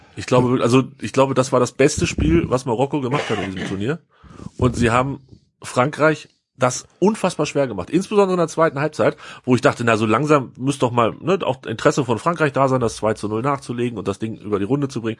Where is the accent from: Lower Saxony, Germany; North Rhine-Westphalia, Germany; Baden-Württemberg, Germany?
Lower Saxony, Germany; Hanover; Als Hannoveraner